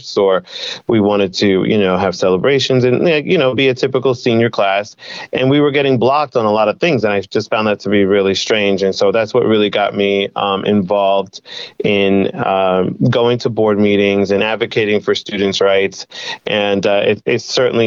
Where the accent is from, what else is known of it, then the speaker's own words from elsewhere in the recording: Brentwood, New York, United States; Born and raised in Brentwood